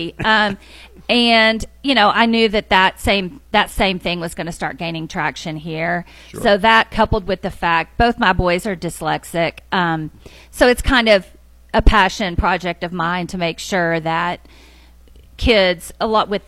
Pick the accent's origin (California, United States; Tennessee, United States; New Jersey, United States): Tennessee, United States; Madison; also born or lived in Sumner County, Tennessee; was born and raised in the Nashville area. I grew up in Madison.